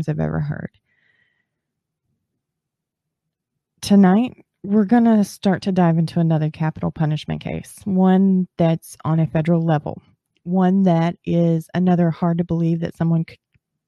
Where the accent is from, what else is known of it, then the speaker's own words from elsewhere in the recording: Texas, United States; I'm from Texas